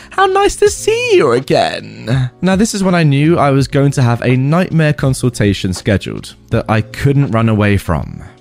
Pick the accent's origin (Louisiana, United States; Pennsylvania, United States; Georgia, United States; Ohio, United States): Ohio, United States; I grew up in Ohio in the 70s, and me and my childhood friend Joe were outside all the time we could manage it.